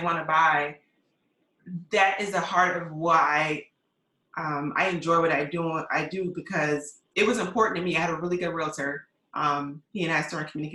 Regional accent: Mount Pleasant, South Carolina, United States; I'm from Mount Pleasant, so is my mom, my parents

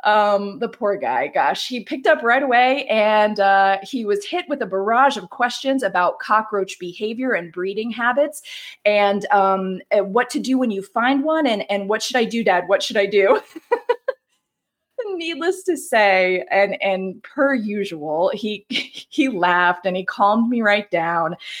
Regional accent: the South, United States; now in the West, United States; I grew up in the South. And that means mild winters

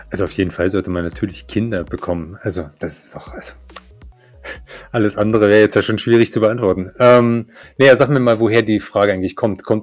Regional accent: East Germany, Germany; born there; zu der Zeit, wo ich geboren bin, äh, mit meinem DDR-Background, ähm, also in einem Umfeld, in dem man nicht mal seine Meinung sagen durfte

